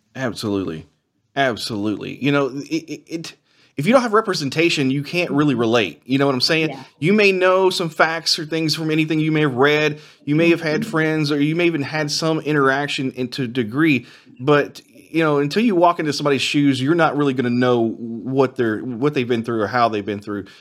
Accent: Henry County, Kentucky, United States; my rural county in, that I grew up in in Henry County

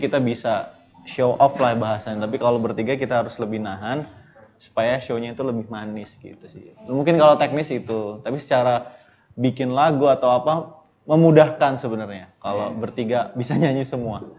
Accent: Bandar Lampung, Lampung, Indonesia; kita dari … band asli dari Bandar Lampung

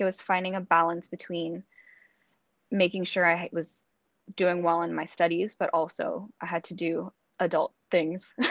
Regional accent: Singapore; moved away as an adult; also born or lived in San Diego, United States / Sydney, Australia; I was born and raised in Singapore, but I attended an American school my whole life

